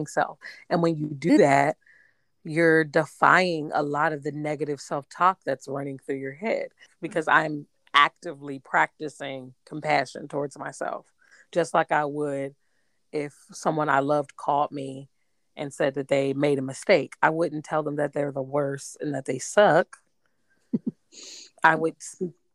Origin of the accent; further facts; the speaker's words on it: United States; I'm an American, so I'm from America